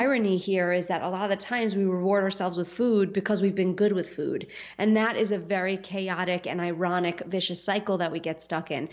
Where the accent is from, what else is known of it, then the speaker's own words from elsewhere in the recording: New York City, New York, United States; when I grew up in Staten Island